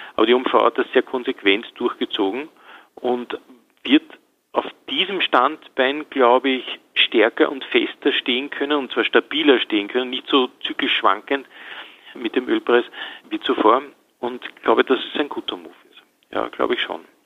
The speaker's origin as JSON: {"language": "German", "country": "Austria", "said": "bei uns in Österreich"}